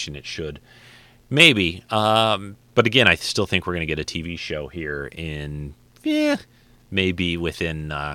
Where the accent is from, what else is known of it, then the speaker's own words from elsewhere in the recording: Detroit, Michigan, United States; my hometown of Detroit